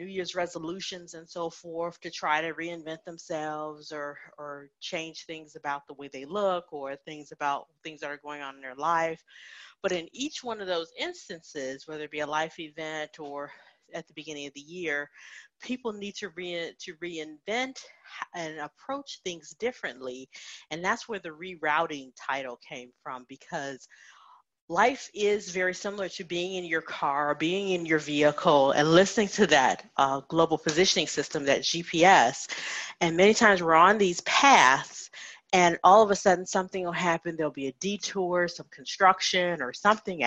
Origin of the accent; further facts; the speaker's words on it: Chicago, Illinois, United States; moved away as an adult; also born or lived in Indiana / Arizona; I was born in Indiana, grew up in the Chicagoland area